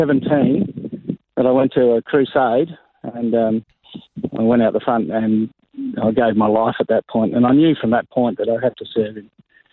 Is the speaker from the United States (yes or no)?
no; Riverland, South Australia, Australia; moved away as an adult; also born or lived in Northern Territory; now in Katherine, Australia; I was born in Wakefield in the Riverland on the Murray River. So we grew up there until I was about 21, okay. And then we moved to the Northern Territory.